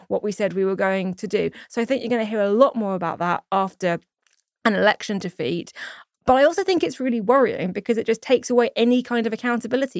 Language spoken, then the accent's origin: English; United Kingdom; as a British Jew